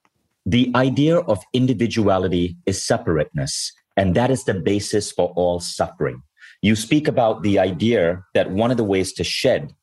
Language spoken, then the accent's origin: English; Malaysia; I grew up in Malaysia.